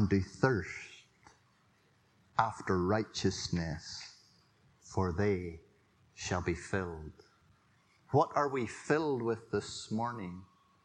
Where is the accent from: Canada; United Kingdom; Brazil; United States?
United Kingdom; Drones Road, on the Ballycastle line, Northern Ireland; I grew up in the Drones Road, if you know where that is. It used to be called the Ballycastle Line on the way to Armagh Ballycastle.